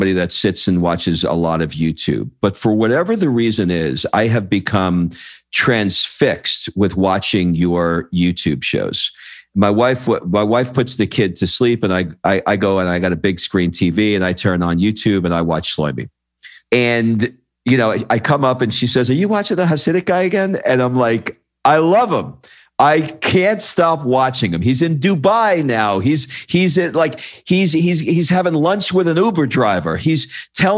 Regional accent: New York City, New York, United States; also born or lived in Brooklyn, New York; now in Los Angeles, United States; I grew up in Queens, and I was born in Brooklyn. I live in LA now

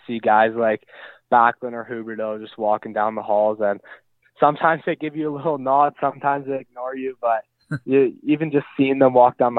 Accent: North Vancouver, British Columbia, Canada; I'm actually born and raised in North Vancouver, British Columbia.

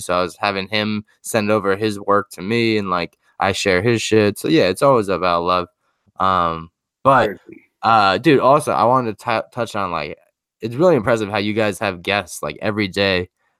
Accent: Huntington, United States; moved away; back home where I'm from in Huntington.

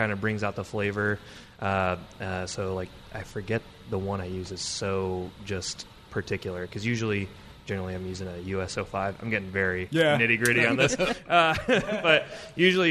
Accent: Battle Creek, Michigan, United States; moved away as an adult; now in Tacoma, United States; Michigan, where I was from, I'm from Battle Creek originally, which is where Kellogg's is based out

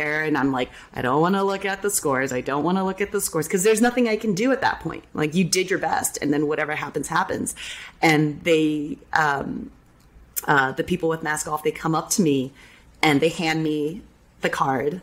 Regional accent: San Jose, California, United States; now in Orlando, United States; being born and raised in San Jose

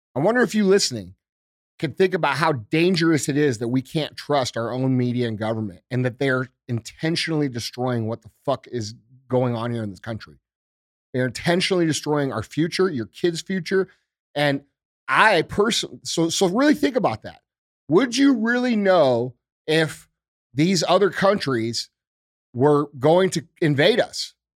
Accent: United States; as American citizens

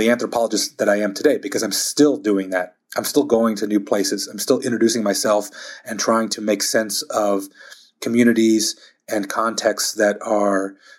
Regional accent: Texas, United States; also born or lived in Germany / Philadelphia / Long Beach; growing up in South Texas, 6 miles from the U.S.-Mexico border, growing up in Germany, growing up in Philadelphia, in Long Beach, California

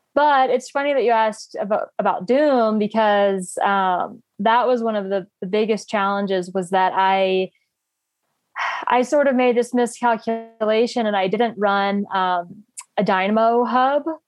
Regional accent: North Carolina, United States; moved away as an adult; now in Boulder, United States; I live in Boulder, Colorado, um, but I'm from North Carolina originally. Um, yeah, I've been out here about five and a half years.

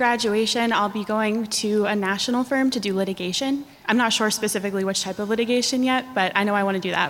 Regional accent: Central New Jersey, United States; I'm from Central New Jersey.

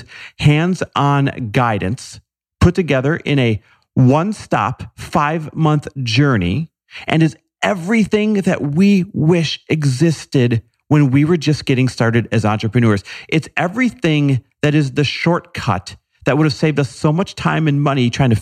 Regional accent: Midwest, United States; fellow Midwesterner

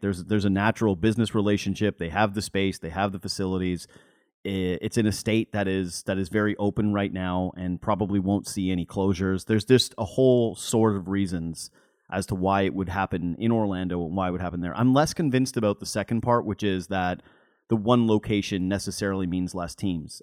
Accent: Whitehorse, Yukon, Canada; now in Ontario, Canada; I'm from White Horse Yukon

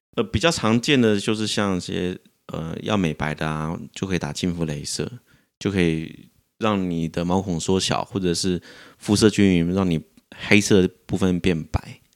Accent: Taichung, Taiwan; 我在台中长大的

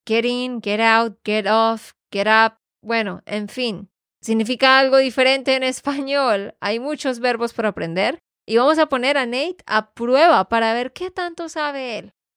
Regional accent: Santander, Colombia; de Santander, Colombia

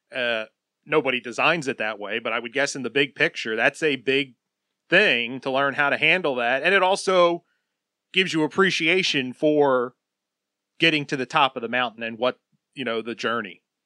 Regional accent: New Jersey, United States; I grew up in South Jersey

